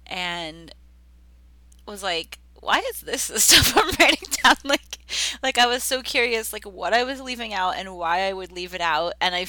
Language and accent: English; United States; I'm American.